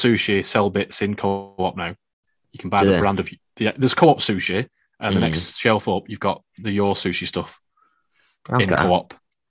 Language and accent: English; Accrington, North West England, United Kingdom; also born or lived in Chorlton, Manchester; now in Manchester, United Kingdom; a man from Accrington wandering the streets of Chorlton